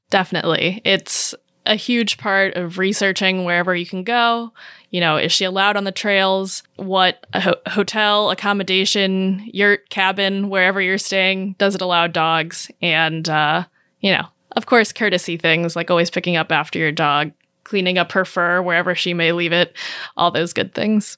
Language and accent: English; Maryland, United States; moved away as an adult; also born or lived in Southern California; now in Portland, United States; I am from Maryland originally. I grew up there